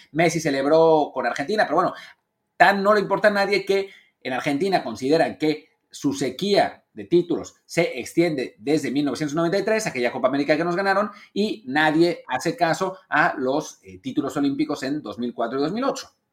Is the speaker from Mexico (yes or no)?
yes; Mexico; como mexicano